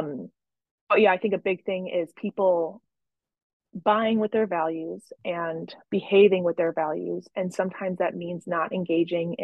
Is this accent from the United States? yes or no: yes; Chicago, Illinois, United States; I'm from Chicago.